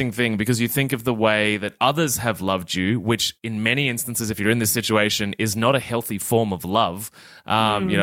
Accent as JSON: {"language": "English", "country": "Australia", "said": "as an Australian man"}